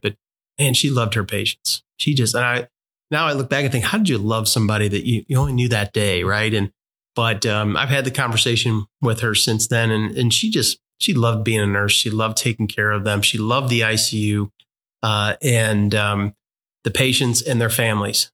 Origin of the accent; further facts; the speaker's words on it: St. Louis, Missouri, United States; moved away; majority of our family and my wife's family uh, is in the St. Louis area.